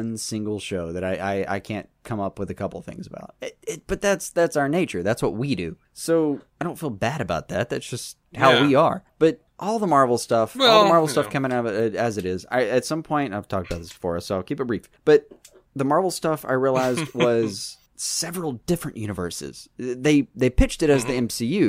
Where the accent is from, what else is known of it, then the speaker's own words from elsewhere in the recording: the South, United States; I'm from the South